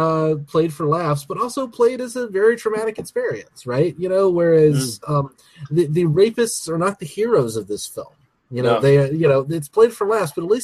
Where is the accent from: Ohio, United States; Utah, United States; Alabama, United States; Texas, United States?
Alabama, United States; I'm from Alabama